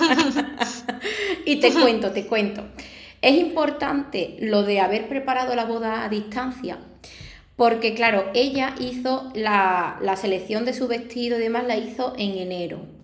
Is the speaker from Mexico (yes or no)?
no; Arahal, Andalusia, Spain; aquí de mi pueblo, de Araal